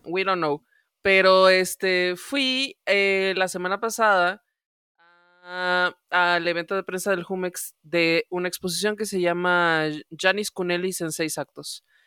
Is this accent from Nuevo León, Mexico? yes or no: no; Mexico City, Mexico; en mi experiencia chilanga